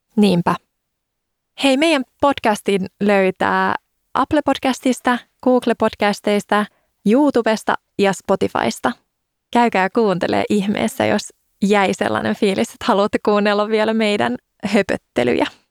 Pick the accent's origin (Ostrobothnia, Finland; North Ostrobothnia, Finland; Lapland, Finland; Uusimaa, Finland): Uusimaa, Finland; Helsinki; Mähän oon siis Helsingistä